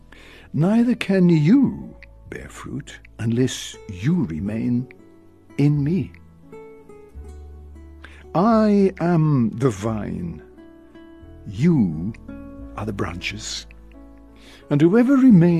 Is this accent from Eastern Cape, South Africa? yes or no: no; Cape Town, Western Cape, South Africa; also born or lived in Stellenbosch; I come from the Western Cape, down in Cape Town